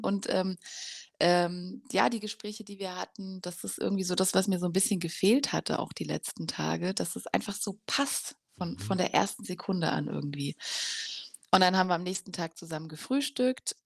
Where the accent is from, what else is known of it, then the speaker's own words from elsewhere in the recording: Germany; aus Deutschland